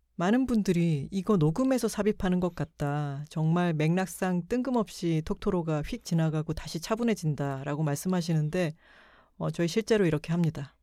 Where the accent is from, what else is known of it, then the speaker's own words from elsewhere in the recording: Busan, South Korea; now in Seoul, South Korea; 부산 저희 고향을